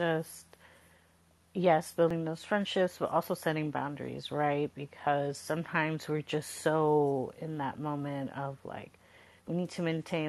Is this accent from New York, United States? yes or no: no; Coachella Valley, Southern California, United States; moved away as an adult; also born or lived in San Jose, California; now in Bay Area, United States; I grew up in the Coachella Valley, so that's down south, in Southern California, Palm Springs